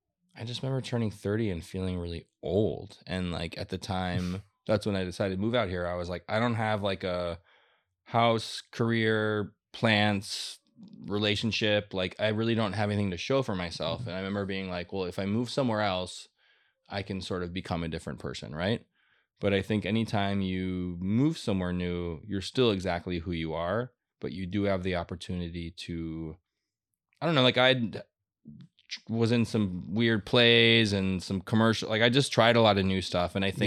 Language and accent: English; Minneapolis, Minnesota, United States; born or raised there; moved away as an adult; also born or lived in Chicago, United States; now in Los Angeles, United States